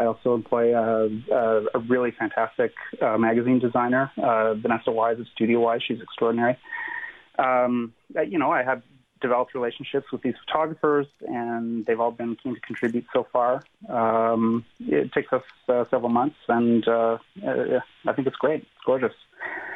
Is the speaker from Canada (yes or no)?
yes; Muskoka, Ontario, Canada; I grew up in Muskoka in the 80s